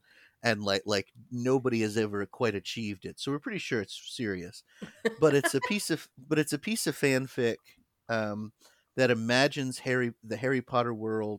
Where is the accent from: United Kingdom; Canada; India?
United Kingdom; Yeah. I'm here because I'm British.